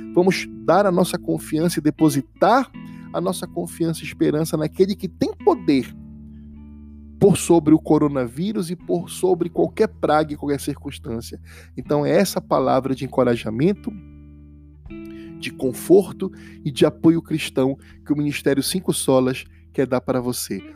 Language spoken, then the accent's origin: Portuguese; Pará, Brazil; 91, que é o do meu estado, que é o Pará